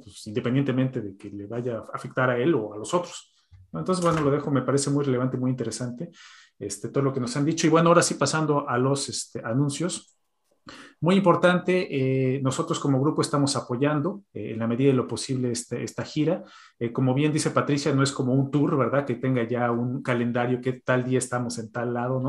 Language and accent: Spanish; Mexico; now in Sweden; como mexicanos